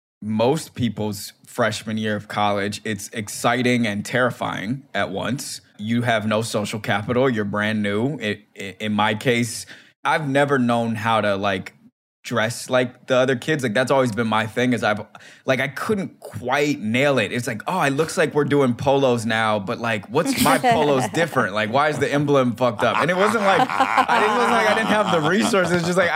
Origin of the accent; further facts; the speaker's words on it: Silver Spring, Maryland, United States; It's not like I'm from DC. I'm from Silver Spring, like I said